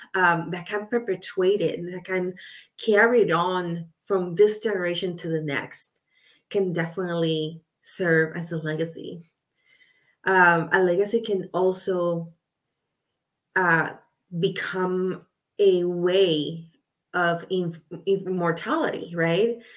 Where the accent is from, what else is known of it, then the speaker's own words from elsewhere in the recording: Puerto Rico; I'm from Puerto Rico. So I saw her on TV as I was growing up